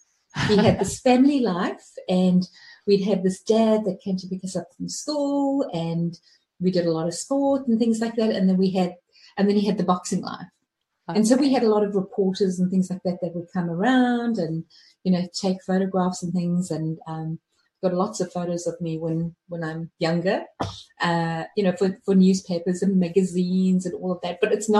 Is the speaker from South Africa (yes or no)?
yes; Johannesburg, Gauteng, South Africa; Well, the time when I was in South Africa growing up, it was beautiful.